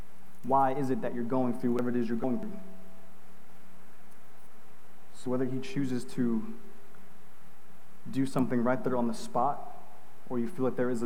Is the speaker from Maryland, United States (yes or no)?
no; New York, United States; I'm from New York